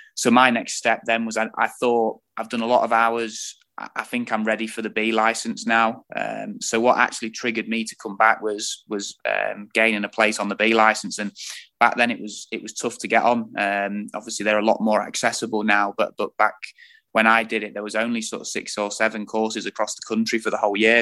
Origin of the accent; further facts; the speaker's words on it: Lincolnshire, East Midlands, United Kingdom; moved away as an adult; also born or lived in Perth, Australia / Burnley; I'm originally from Lincolnshire, so I'd got no link with with the North and with Burnley at all